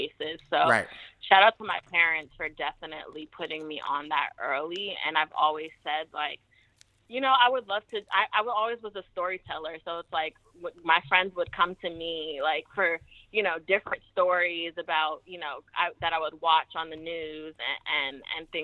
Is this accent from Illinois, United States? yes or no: no; New York City, New York, United States; also born or lived in New Jersey; I grew up in Brooklyn. I'm from Jersey, but we grew up in Brooklyn